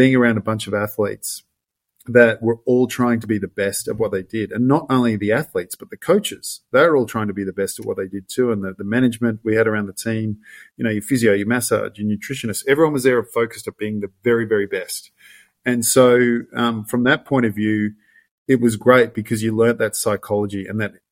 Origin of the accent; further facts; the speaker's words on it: Gold Coast, Queensland, Australia; I grew up on the Gold Coast